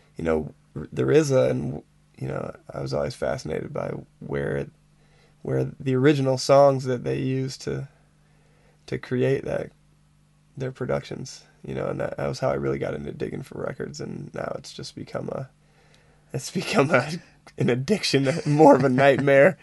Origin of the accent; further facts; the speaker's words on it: Ann Arbor, Michigan, United States; I grew up in the Detroit area. Yeah, just just west of Detroit, about 20 miles west of Detroit, in a little town called Ann Arbor, Michigan.